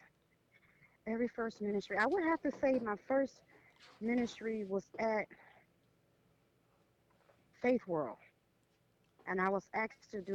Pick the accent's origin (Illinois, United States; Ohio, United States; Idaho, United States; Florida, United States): Florida, United States; Orlando; I am from Orlando, Florida